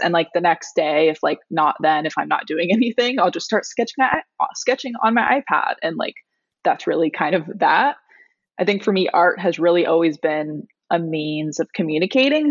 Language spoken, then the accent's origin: English; Pacific Northwest, United States; now in Portland, United States; I grew up on the Pacific Northwest